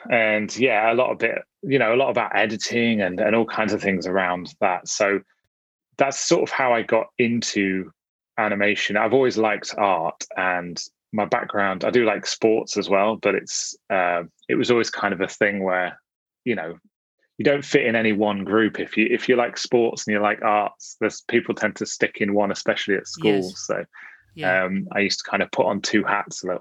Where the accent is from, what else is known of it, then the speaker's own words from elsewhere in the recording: Nottinghamshire, East Midlands, United Kingdom; now in Manchester, United Kingdom; I was born in Nottinghamshire, in the middle of the country.